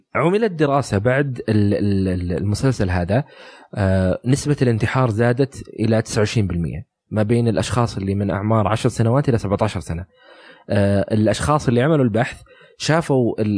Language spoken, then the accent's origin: Arabic; Saudi Arabia; عندنا في السعوديه